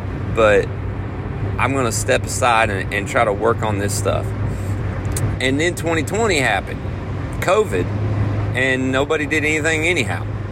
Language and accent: English; Nashville, Tennessee, United States; I'm from Nashville and the rest of this band is from Nashville.